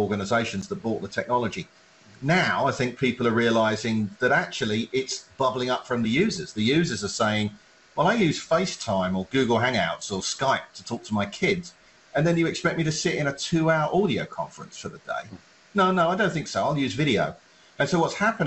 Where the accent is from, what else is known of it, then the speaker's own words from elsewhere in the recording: England, United Kingdom; now in United States; I, as an Englishman, grew up watching PAL television quality, European quality television in the UK, came to America